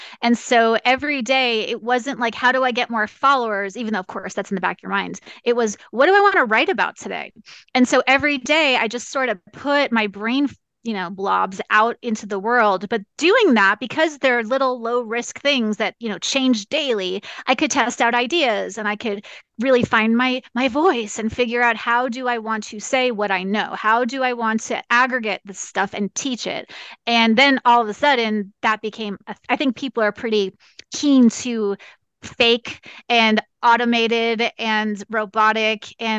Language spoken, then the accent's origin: English; New York, United States; also born or lived in California / Arizona; now in Kansas, United States; I tell people I'm a New Yorker who lives in Kansas now on purpose